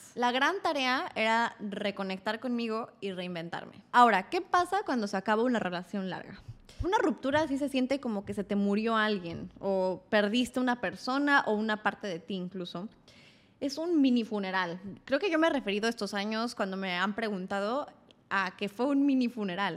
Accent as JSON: {"language": "Spanish", "region": "Querétaro", "country": "Mexico", "tie": "born or raised there", "moved": "as an adult", "lives_now": "Mexico City, Mexico", "said": "Tenía 18 años, venía de crecer en Querétaro"}